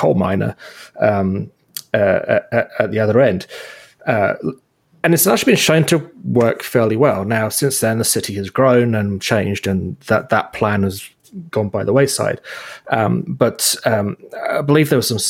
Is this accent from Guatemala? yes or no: no; United Kingdom; now in Ontario, Canada; when I was growing up in Britain with what we call council housing